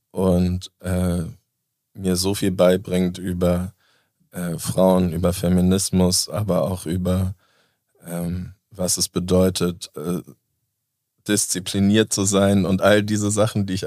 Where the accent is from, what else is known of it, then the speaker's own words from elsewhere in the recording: Basel, Basel-Stadt, Switzerland; ich komme aus Basel.